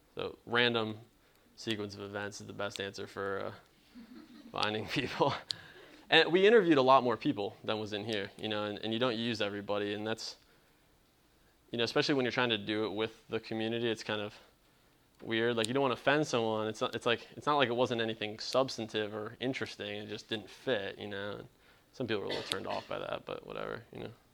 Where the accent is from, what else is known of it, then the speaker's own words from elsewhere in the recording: Cleveland, Ohio, United States; now in Charleston, United States; I'm not from the South, I'm originally from Cleveland